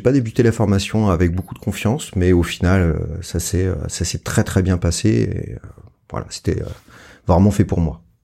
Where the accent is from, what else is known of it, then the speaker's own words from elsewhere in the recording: Montpellier, Occitania, France; je suis de Montpellier